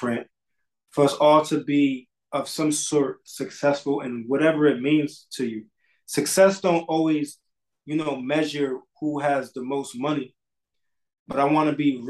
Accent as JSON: {"language": "English", "town": "Bridgeport", "region": "Connecticut", "country": "United States", "tie": "born or raised there", "said": "I grew up on South End of Bridgeport, Connecticut"}